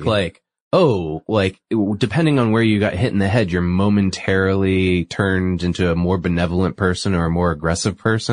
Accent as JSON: {"language": "English", "region": "New England", "country": "United States", "said": "I'm from New England"}